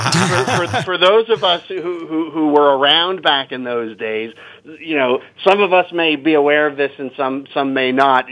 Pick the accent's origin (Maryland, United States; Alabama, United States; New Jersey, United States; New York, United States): New Jersey, United States; there was a little rock and roll shop in town where I grew up in New Jersey